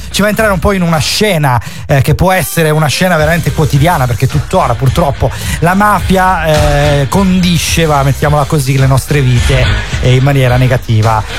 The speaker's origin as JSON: {"language": "Italian", "region": "Calabria", "country": "Italy", "said": "ti parlo da calabrese"}